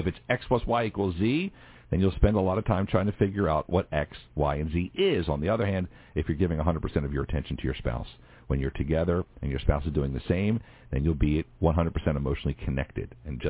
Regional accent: Philadelphia, Pennsylvania, United States; Look, I'm from Philly.

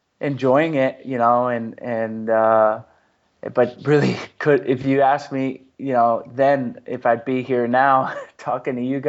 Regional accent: outside of Atlanta, Georgia, United States; moved away; also born or lived in San Diego; I actually grew up outside of Atlanta, Georgia.

